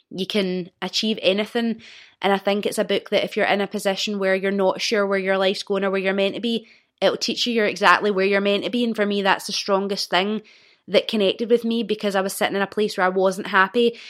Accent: Old Kilpatrick, Scotland, United Kingdom; I was born and raised in Old Kilpatrick, which is a small village outside of Clyde Bank

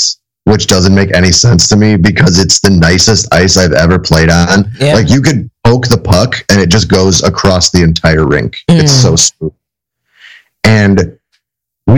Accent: Chicago, Illinois, United States; I grew up on the South Side

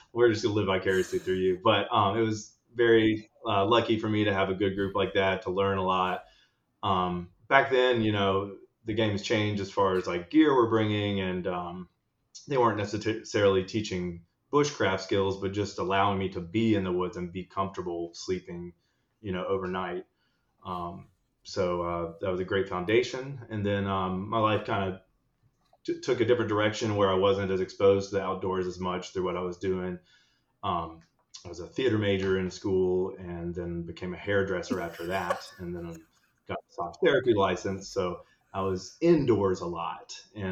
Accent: North Carolina, United States; I'm from North Carolina, born and raised

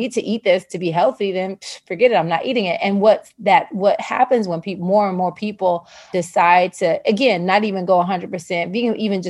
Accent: the South, United States; I'm from the South

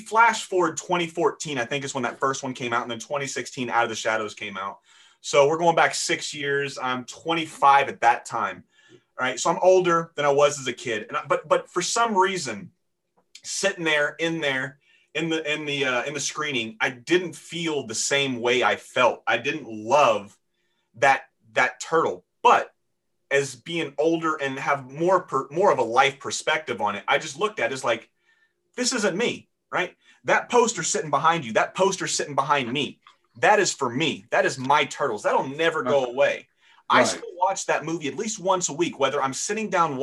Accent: Florida, United States; also born or lived in Seattle, Washington; I grew up in Florida

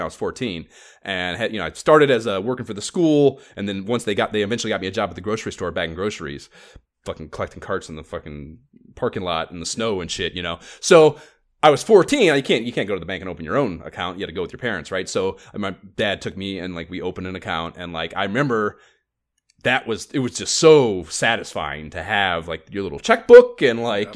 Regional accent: Oberlin, Ohio, United States; born or raised there

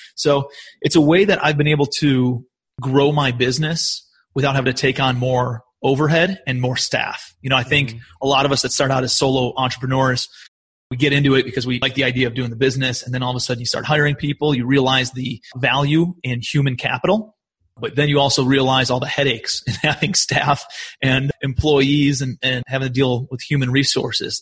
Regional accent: Cleveland, Ohio, United States; moved away as an adult; also born or lived in New York; I'm from Cleveland, Ohio originally

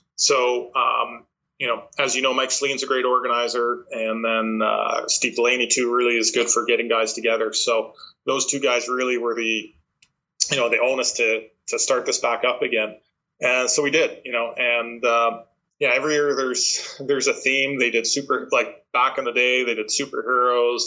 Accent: Canada; we're Canadian

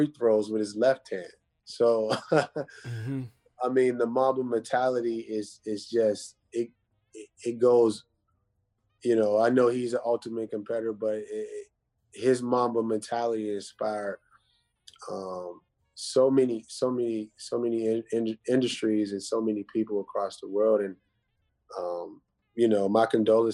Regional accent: Pittsburgh, Pennsylvania, United States; I'm from the Pittsburgh, greater Pittsburgh area

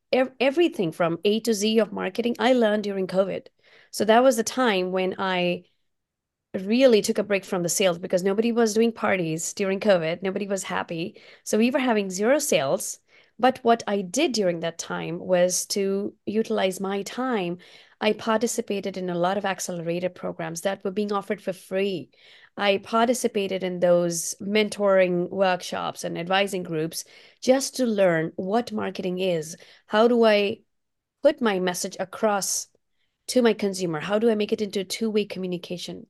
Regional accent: India; now in Portland, United States; my Indian roots, because I did grow up in India

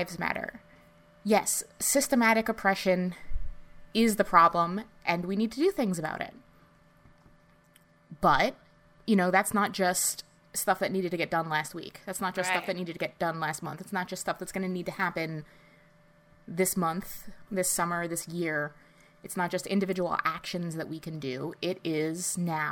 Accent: United States; us growing up in the New York metropolitan area

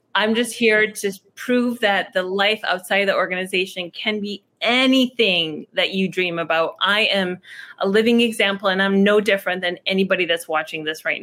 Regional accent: a town right outside of Detroit, Michigan, United States; moved away as an adult; also born or lived in Iraq / Chicago; I was born in Iraq. My family came to America when I was 1.5, and I grew up in a town right outside of Detroit, Michigan

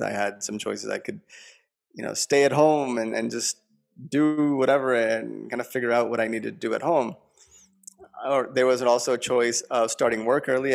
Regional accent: Long Island, New York, United States; I grew up in New York, Long Island

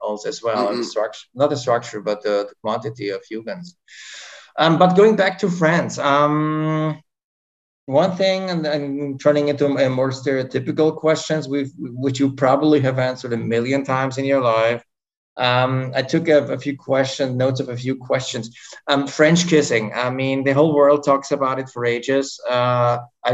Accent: Vienna, Austria; I'm from Vienna, Austria

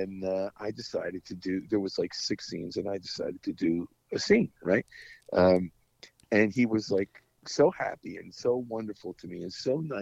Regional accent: New Jersey, United States; moved away; I'm from New Jersey

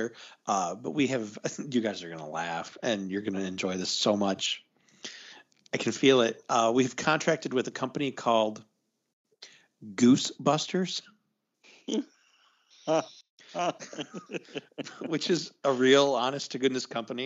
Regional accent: Chicago, Illinois, United States; I'm from Chicago

